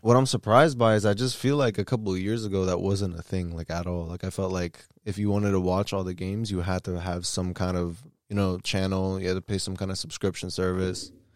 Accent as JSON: {"language": "English", "region": "DMV", "country": "United States", "tie": "born or raised there", "said": "our parents are from New York, but We're born and bred D M V."}